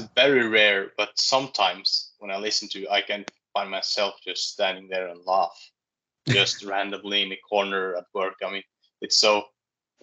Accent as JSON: {"language": "English", "country": "Norway"}